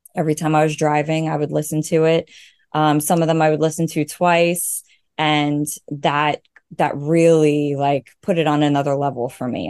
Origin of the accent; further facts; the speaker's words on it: Long Island, New York, United States; I'm from Long Island, New York